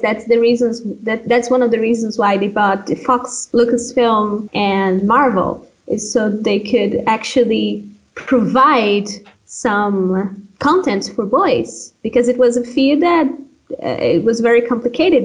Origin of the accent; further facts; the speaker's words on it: Pará, Brazil; English is a second language; also born or lived in Minas Gerais, Brazil; now in Sweden; I'm from a state called Pará, and I'm very proud of that. I'm very proud of where I am from originally, even though today I live in, in another state